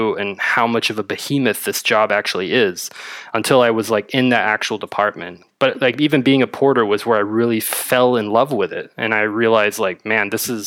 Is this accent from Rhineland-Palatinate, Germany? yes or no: no; Berlin, Germany; also born or lived in Madrid, Spain; I'm from Berlin, born and raised.